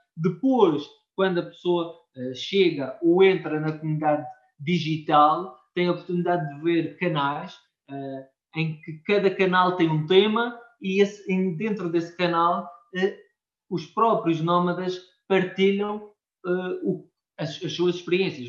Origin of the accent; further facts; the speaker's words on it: Madeira, Portugal; nós somos, somos portugueses